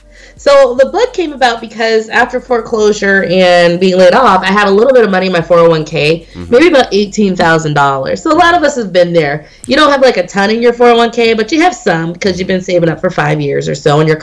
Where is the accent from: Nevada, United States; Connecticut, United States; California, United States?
Nevada, United States; Las Vegas; I didn't know these houses existed in this price range because I came from Las Vegas, the West Coast.